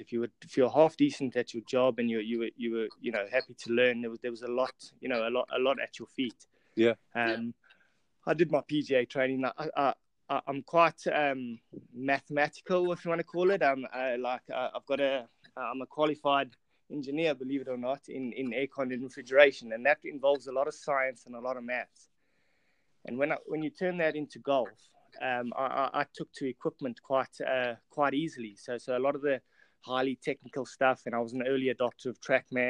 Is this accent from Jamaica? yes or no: no; South Africa; moved away as an adult; also born or lived in England; I'm obviously South African, come from South Africa, and studied in South Africa. Anyway, arrived in England